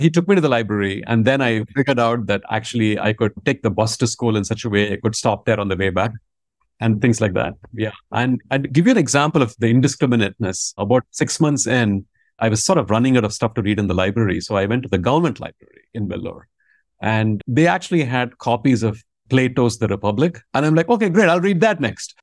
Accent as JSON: {"language": "English", "town": "Vellore", "region": "Tamil Nadu", "country": "India", "tie": "born or raised there", "first_language": "Tamil", "second_language": "English", "moved": "yes", "said": "I was born in a place called Vellore, uh, which is, I want to say, roughly hundred miles from Chennai."}